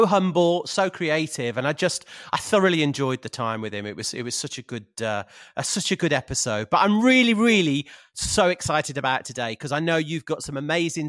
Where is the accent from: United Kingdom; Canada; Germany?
United Kingdom; Birmingham, West Midlands; I'm from Birmingham originally, and my school was near Cadbury. So I went to school in Bourneville.